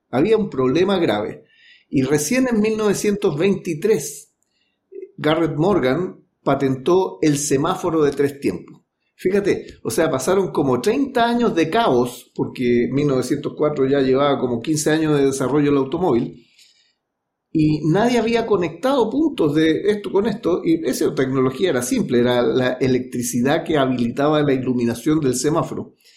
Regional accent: Valparaíso, Chile; now in Santiago, Chile; yo soy de Valparaíso. Suelo decir, yo me vine en 1981, Valparaíso me exportó a Santiago

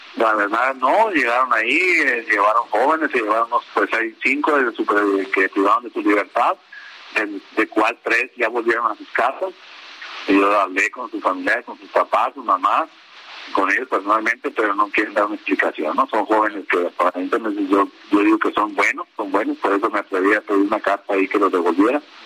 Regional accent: Caborca, Sonora, Mexico; yo soy de ahí de Caborca, quiero mucho mi pueblo

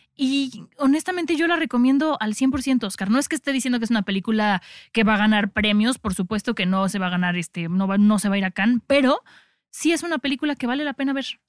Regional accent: Mexico; como mexicanos

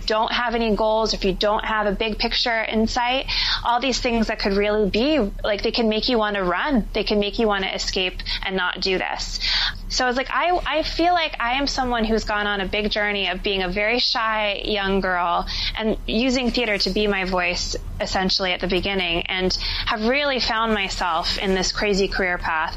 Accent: New Jersey, United States; moved away as an adult; also born or lived in Philadelphia; now in New York City, United States; I live in New York City now, but I was born and raised in New Jersey.

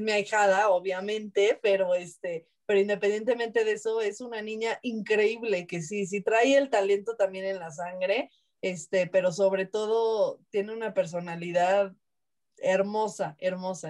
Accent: Mexico; Somos mal hablados los mexicanos

